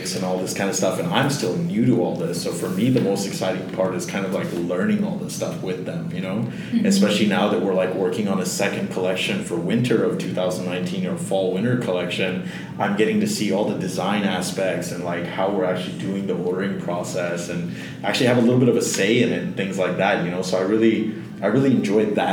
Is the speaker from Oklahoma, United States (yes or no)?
no; Fort Lauderdale, Florida, United States; also born or lived in Pembroke Pines / Hollywood, Florida; I grew up in Florida, like most of my life